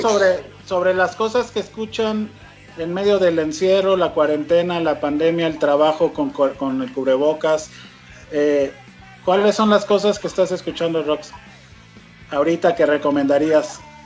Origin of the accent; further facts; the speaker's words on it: Mexico; un poco como mexicano